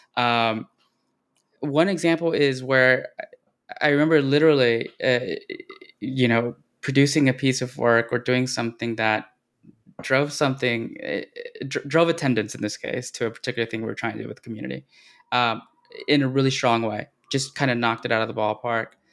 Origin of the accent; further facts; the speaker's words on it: Texas, United States; since I, uh, grew up here